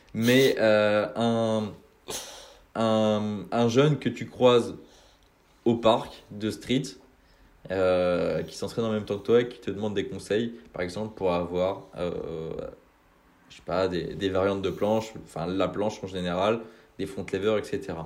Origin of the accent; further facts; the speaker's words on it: Brittany, France; je suis de Bretagne, donc euh, plus euh, dans, dans l'ouest